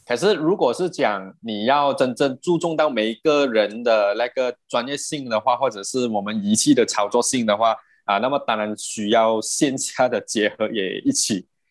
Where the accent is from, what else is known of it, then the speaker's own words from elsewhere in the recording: Perak, Malaysia; moved away as an adult; now in Selangor, Malaysia; 我本身是霹雳人嘛